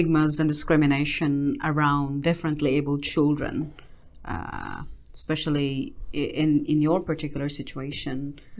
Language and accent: English; Philippines; now in New Zealand; being a Filipino and having autism, because where I come from